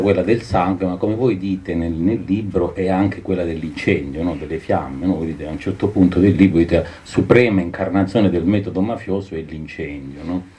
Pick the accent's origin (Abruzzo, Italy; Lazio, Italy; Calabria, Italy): Calabria, Italy; moved away; Da calabrese emigrato